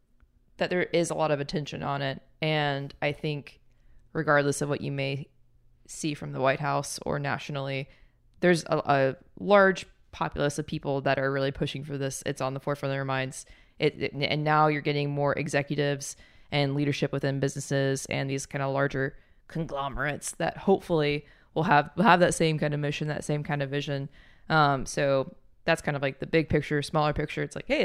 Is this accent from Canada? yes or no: no; Huntsville, Alabama, United States; I grew up in Huntsville, which was like very engineer focused